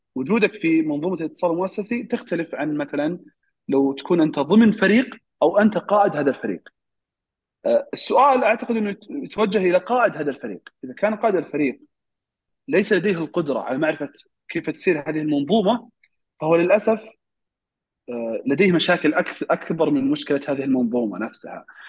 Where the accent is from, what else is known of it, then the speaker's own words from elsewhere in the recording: Saudi Arabia; عندنا في السعودية